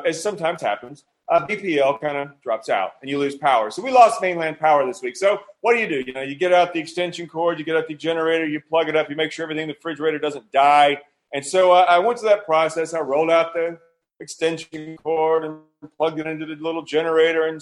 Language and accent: English; United States; moved away; I'm not from here. I was born in America